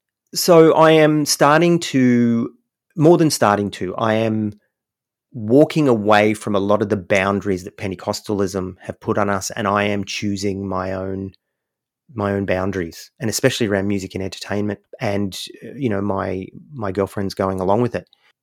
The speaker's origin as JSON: {"language": "English", "country": "United States", "tie": "born or raised there", "said": "I grew up, a portion of my upbringing, my father was in the military, so I grew up in America."}